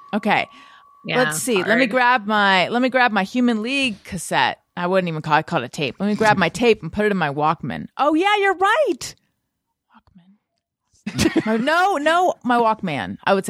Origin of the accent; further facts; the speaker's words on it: Southern California, United States; I'm from Southern California, where we also didn't say hella.